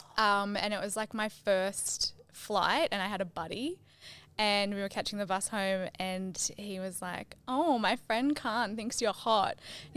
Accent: Sydney, New South Wales, Australia; moved away as an adult; now in Yamba, Australia; I grew up in Sydney.

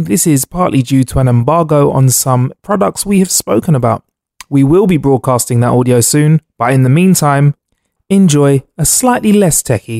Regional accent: Brooklyn, New York, United States; I'm from Brooklyn.

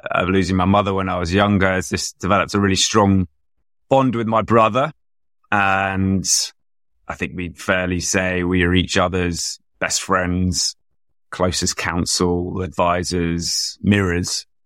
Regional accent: London, United Kingdom; I grew up in London, proudly took the tube to school

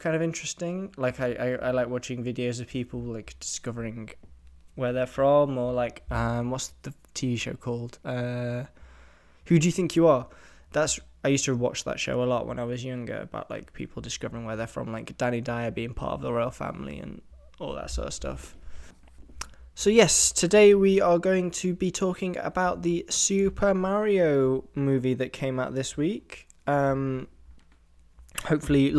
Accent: England, United Kingdom; I'm 70% English, obviously, because I'm from England

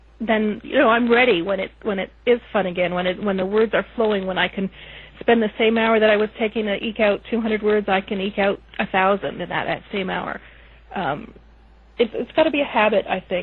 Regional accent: Canada; I'm Canadian

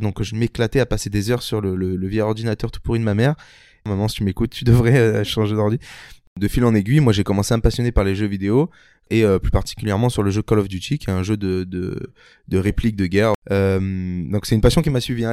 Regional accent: Toulon, Provence-Alpes-Côte d'Azur, France; j'ai grandi à Toulon, donc dans la petite ville de Toulon, euh, dans le sud de la France

